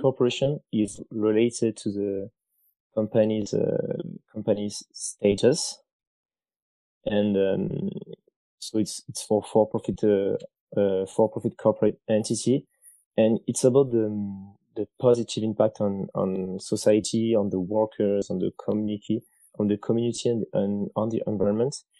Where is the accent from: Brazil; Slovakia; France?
France; moved away as an adult; also born or lived in China; I'm from France